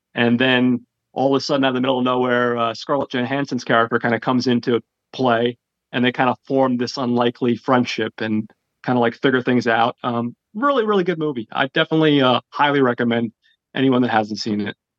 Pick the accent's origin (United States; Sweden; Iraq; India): United States; New Jersey; I'm from Jersey